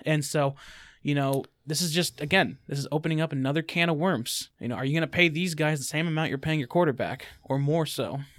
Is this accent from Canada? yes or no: no; United States; I'm an American